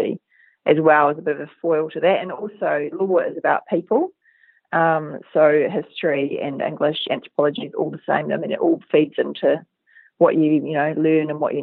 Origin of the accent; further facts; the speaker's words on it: Southland, New Zealand; moved away as an adult; also born or lived in Dunedin, New Zealand / Wellington, New Zealand / London, United Kingdom / Edinburgh, United Kingdom; now in Christchurch, New Zealand; I'm from Southland originally. I grew up on a farm down there